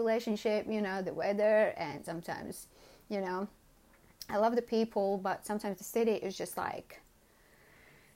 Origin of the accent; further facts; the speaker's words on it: Latvia; moved away as an adult; now in London, United Kingdom; I was born in Latvia